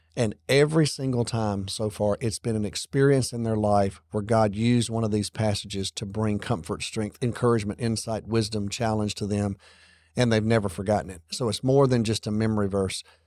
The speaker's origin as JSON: {"language": "English", "region": "Alabama", "country": "United States", "tie": "born or raised there", "moved": "yes", "said": "our church that I grew up in back in Alabama"}